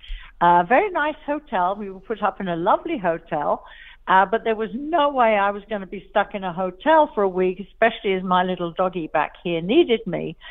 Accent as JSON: {"language": "English", "country": "United Kingdom", "moved": "yes", "lives_now": "United States", "said": "I'm actually British. Obviously, I think you can tell that. But I've lived here a long time, and I have an American passport as well."}